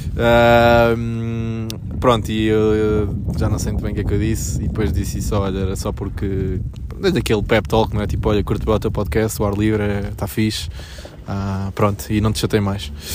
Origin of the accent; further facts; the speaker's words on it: Portugal; somos portugueses pobres